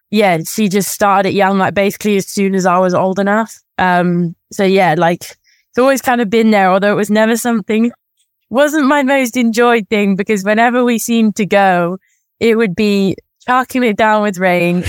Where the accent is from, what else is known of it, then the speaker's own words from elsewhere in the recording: near Birmingham, West Midlands, United Kingdom; it was in Birmingham, so, like, the closest big city to my hometown